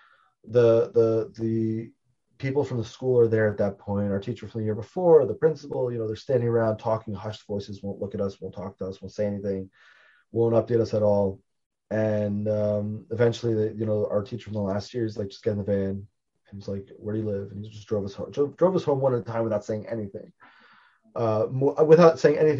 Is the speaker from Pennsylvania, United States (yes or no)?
no; Baltimore, Maryland, United States; I'm from Baltimore originally